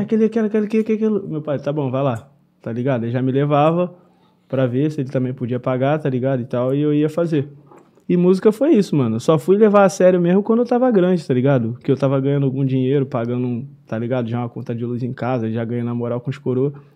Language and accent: Portuguese; Nova Iguaçu, Rio de Janeiro, Brazil; Sou direto da Baixada Fluminense, Alche, Nova Iguaçu